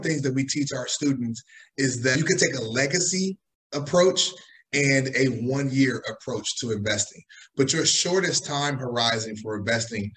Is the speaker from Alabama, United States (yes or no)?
no; Chicago, Illinois, United States; also born or lived in New York; now in Miami, United States; I'm originally from Chicago. I went to school in New York, and I am currently based in Miami